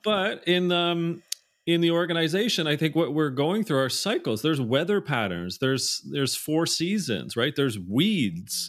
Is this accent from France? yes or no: no; Canada; being Canadian, I say Z a lot